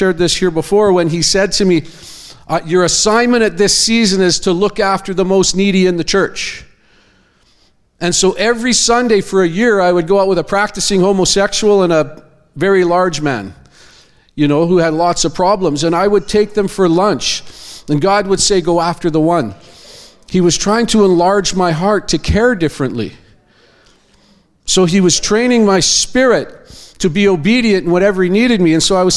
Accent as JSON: {"language": "English", "town": "Abbotsford", "region": "British Columbia", "country": "Canada", "said": "I'm from Abbotsford, BC. I go to Church of Zion. Been there 30 years."}